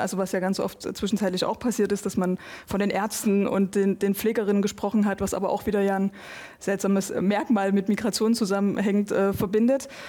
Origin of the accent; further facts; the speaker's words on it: Eastern Saxony, Germany; ich bin in Sachsen, in Ostsachsen groß geworden.